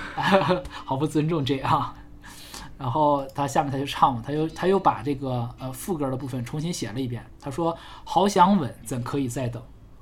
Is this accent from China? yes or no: yes; China; 我们中国人